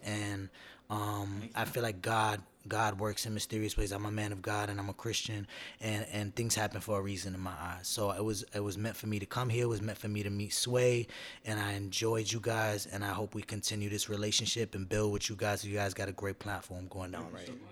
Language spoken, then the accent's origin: English; New York City, New York, United States; I'm from Brooklyn